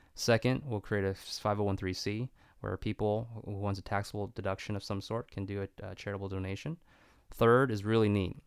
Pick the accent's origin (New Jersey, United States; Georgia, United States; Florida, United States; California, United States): California, United States; Stockton; my hometown